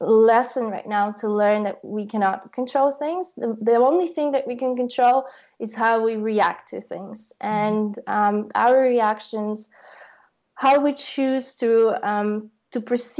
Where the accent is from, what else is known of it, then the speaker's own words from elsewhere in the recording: Ukraine; now in Berlin, Germany; growing up in Ukraine